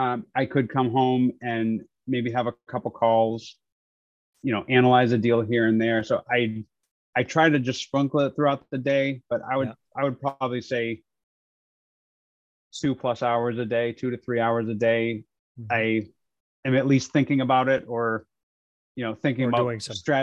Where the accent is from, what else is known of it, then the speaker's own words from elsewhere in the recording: New Hampshire, United States; moved away as an adult; also born or lived in Arizona; I grew up in New Hampshire.